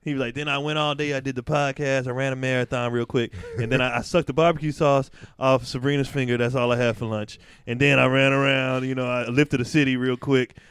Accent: the Bay Area, California, United States; I grew up in the Bay

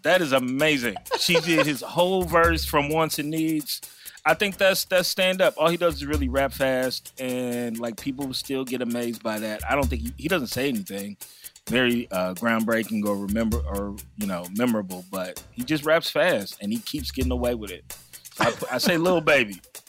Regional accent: Chicago, Illinois, United States; And I'm from Chicago.

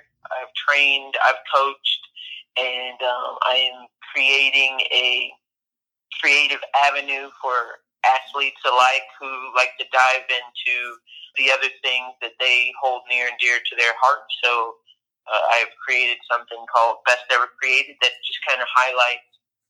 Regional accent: Central Luzon, Philippines; first language Tagalog; English is a second language; the Philippines at Clark Air Force Base. And we had lived there for about 5 years. I grew up there. My first language really wasn't even English. It was Tagalog, which is Filipino

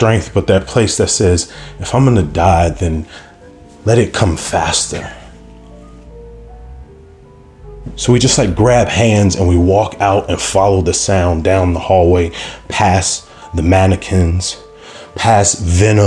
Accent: Chicago, Illinois, United States; I was from Chicago

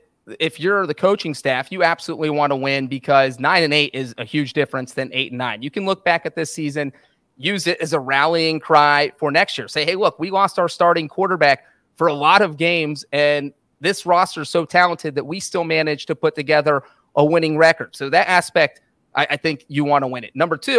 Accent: Cincinnati, Ohio, United States; because I grew up in Cincinnati.

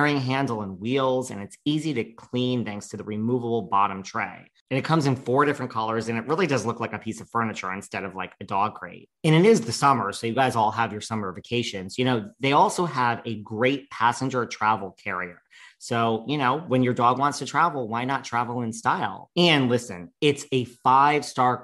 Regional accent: New York, United States; I'm a New Yorker

